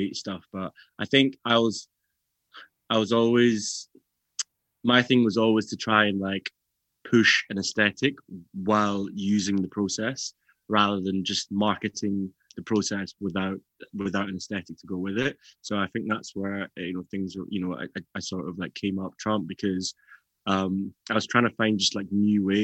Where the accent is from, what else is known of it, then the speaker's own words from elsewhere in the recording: Glasgow, Scotland, United Kingdom; growing up in Glasgow is like, yeah, you have to have a slight thick skin.